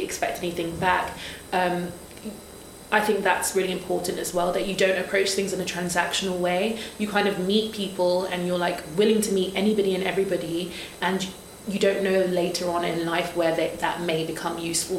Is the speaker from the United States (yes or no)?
no; Nigeria; I'm a Nigerian, Yoruba, and in Yoruba, Oja means market.